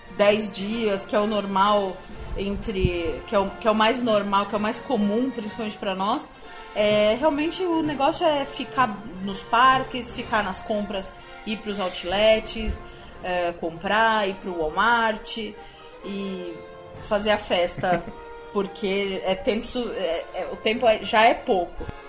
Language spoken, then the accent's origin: Portuguese; Brazil; Como bom brasileiro